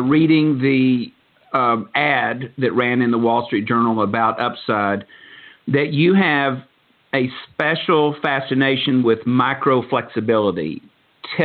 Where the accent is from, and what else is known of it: Dallas, Texas, United States; accent: Southern